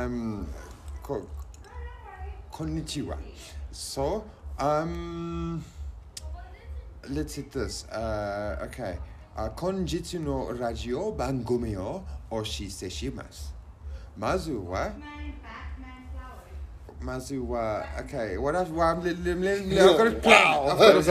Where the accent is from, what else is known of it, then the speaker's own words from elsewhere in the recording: Johannesburg, Gauteng, South Africa; we're from Johannesburg, South Africa